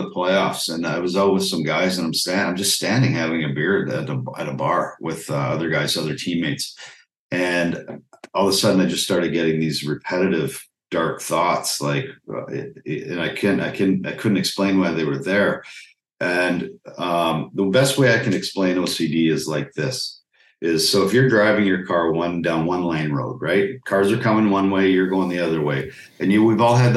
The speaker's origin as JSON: {"language": "English", "town": "Calgary", "region": "Alberta", "country": "Canada", "tie": "born or raised there", "also_born_or_lived": "Medicine Hat", "said": "I grew up in Calgary, Alberta"}